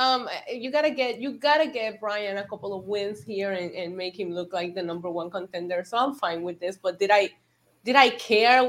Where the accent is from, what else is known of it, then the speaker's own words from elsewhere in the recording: Puerto Rico; growing up in Puerto Rico